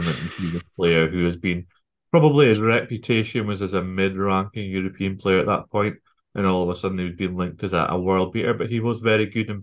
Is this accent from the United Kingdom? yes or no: yes; Scotland, United Kingdom; I'm Scottish